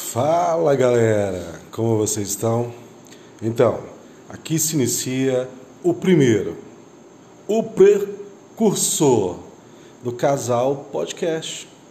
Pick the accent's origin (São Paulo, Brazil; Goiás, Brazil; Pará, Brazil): Goiás, Brazil; Aparecida de Goiânia; Nós somos aqui do estado de Goiás, cidade Aparecida de Goiânia